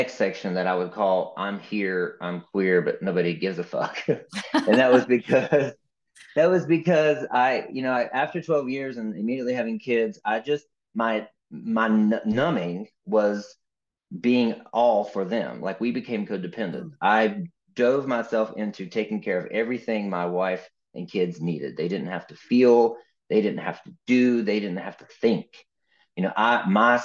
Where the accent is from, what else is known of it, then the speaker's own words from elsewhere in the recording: West Virginia, United States; I grew up in West Virginia